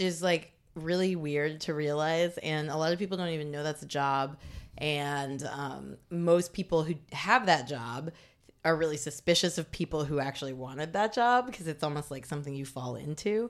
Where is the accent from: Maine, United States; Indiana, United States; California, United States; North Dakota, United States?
Indiana, United States; Bloomington; moved away as an adult; also born or lived in Los Angeles; now in New York, United States; I grew up in Bloomington, Indiana, which is a college town.